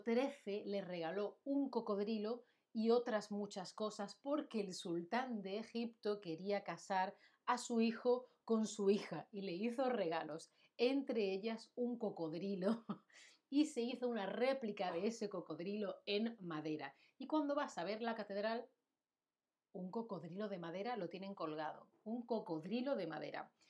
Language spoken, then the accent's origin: Spanish; Seville, Andalusia, Spain; moved away as an adult; now in Berlin, Germany; Sevilla, mi ciudad natal, la ciudad de la que yo soy